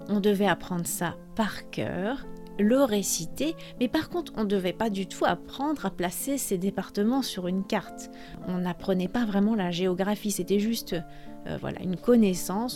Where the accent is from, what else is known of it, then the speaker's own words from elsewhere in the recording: France; je suis française